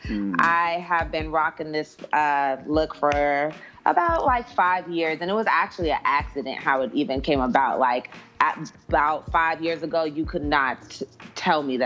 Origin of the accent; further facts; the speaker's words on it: San Diego, California, United States; now in Atlanta, United States; I'm from San Diego at that.